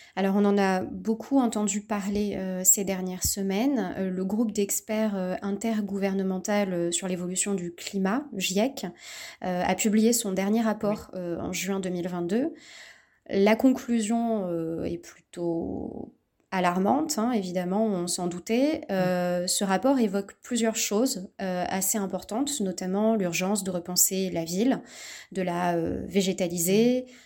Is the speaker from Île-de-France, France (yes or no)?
no; Bordeaux, Nouvelle-Aquitaine, France; je suis originaire de Bordeaux